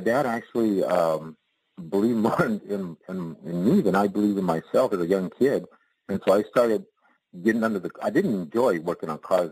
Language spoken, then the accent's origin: English; Dimmitt, Texas, United States; moved away; I was raised back in Texas, and it was in the North Panhandle, Dimmitt, Texas